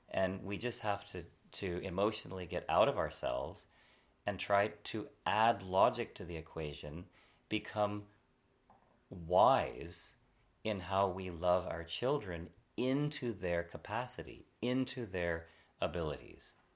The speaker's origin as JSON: {"language": "English", "region": "California", "country": "United States", "said": "I'm from California"}